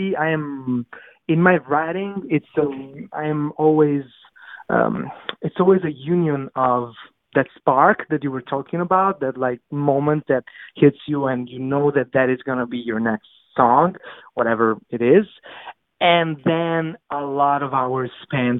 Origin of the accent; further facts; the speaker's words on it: Naples, Campania, Italy; English is a second language; moved away as an adult; now in New York City, United States; my hometown, Napoli